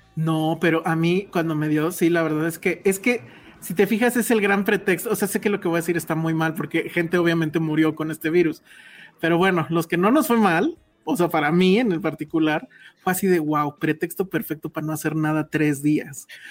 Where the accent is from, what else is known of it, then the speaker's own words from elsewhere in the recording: Los Cabos, Baja California Sur, Mexico; yo vengo de Cabos